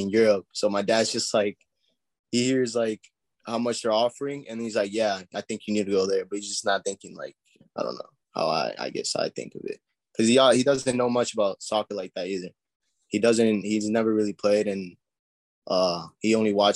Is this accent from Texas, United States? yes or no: yes; San Antonio, Texas, United States; I was born and raised in San Antonio